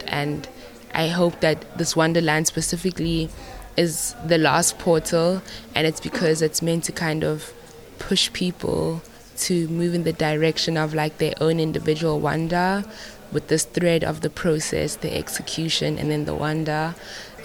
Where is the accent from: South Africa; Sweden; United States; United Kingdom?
South Africa; I'm from South Africa